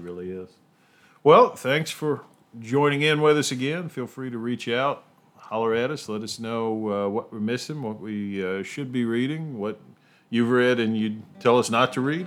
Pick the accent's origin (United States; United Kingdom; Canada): United States; Appalachia; as an Appalachian